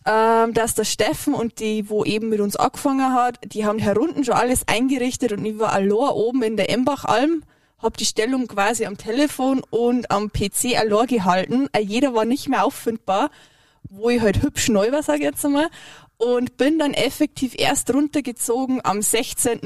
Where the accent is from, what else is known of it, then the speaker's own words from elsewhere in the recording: Bavaria, Germany; now in Leogang, Austria; ich bin kein Deutscher, ich bin Bayern